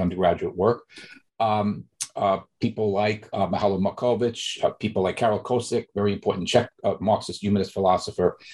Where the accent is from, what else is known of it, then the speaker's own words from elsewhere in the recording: New York, United States; I'm originally from New York, growing up in the Bronx, from working class family in Bronx, New York